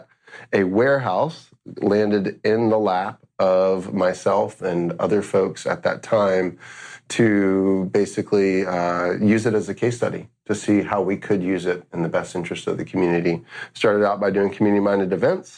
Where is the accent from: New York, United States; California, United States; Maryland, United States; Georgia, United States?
Georgia, United States; Atlanta; I'm originally from Atlanta, Georgia